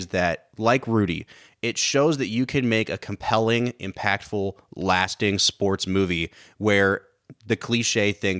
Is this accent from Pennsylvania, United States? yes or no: no; Ohio, United States; we're from Ohio, which is a huge football state.